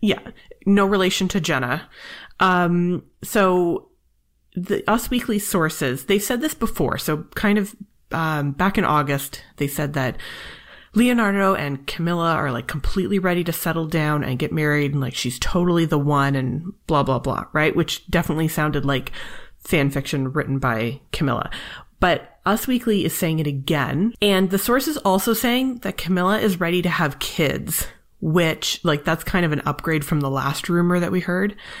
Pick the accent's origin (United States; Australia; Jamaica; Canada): Canada; I'm Canadian